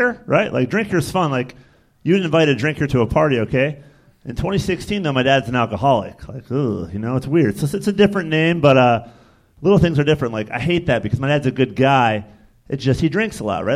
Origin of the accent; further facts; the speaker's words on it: Michigan, United States; now in New York, United States; I'm from Michigan originally, but I live in New York now